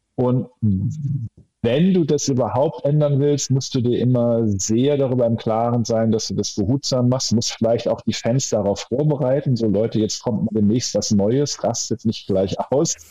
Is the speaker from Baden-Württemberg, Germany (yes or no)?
no; Hamm, North Rhine-Westphalia, Germany; hier aus meiner Heimat in Hamm